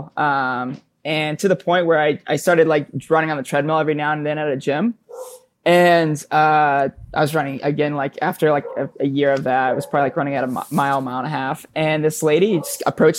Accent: Palm Bay, Florida, United States; now in Bronx, New York, United States; I grew up in Brevard County in Palm Bay, Florida

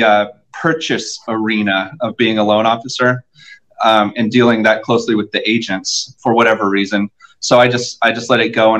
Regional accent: Southern California, United States; moved away as an adult; also born or lived in Anaheim Hills, Orange County, California; now in Nashville, United States; I'm from Southern California.

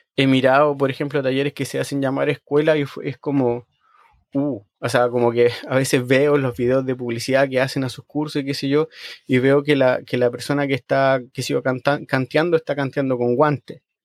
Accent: Chile; now in Sweden; cuando yo crecí en Chile

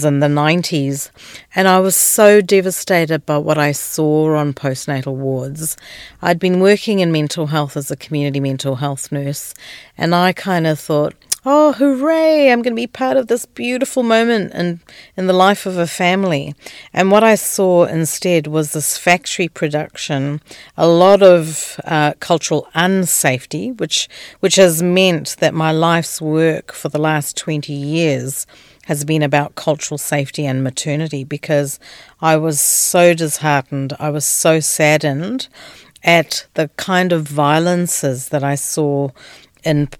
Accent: Kenya; also born or lived in Tanzania / Aotearoa (New Zealand) / Goa (ancestry); now in Australia; I was born in East Africa, in Tanzania. I grew up in Kenya and now I'm in Australia

